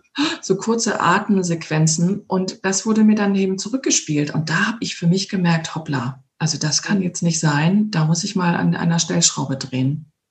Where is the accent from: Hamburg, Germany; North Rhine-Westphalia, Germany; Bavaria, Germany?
Hamburg, Germany; moved away as an adult; now in Ovendorf, Germany; aus meiner Heimatstadt Hamburg vor, na jetzt, zweieinhalb Jahren rausgegangen bin